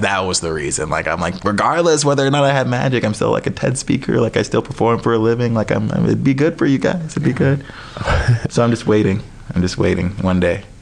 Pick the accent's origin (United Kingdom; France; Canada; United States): United States; Appleton, Wisconsin; now in New York, United States; I'm from Wisconsin